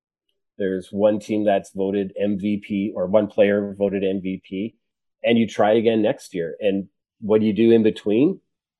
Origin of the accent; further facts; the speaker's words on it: Edmonton, Alberta, Canada; I grew up in Edmonton